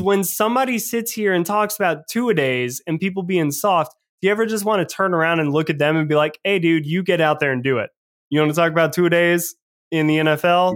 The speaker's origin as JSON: {"language": "English", "town": "Atlanta", "region": "Georgia", "country": "United States", "tie": "born or raised there", "said": "growing up in Atlanta"}